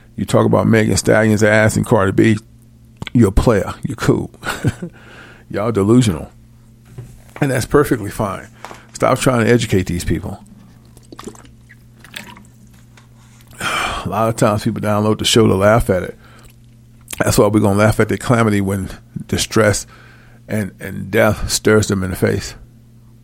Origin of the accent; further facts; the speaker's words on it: Illinois, United States; moved away; my hometown in Illinois